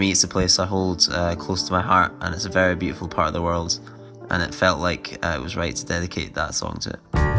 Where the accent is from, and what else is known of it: Scotland, United Kingdom; born or raised there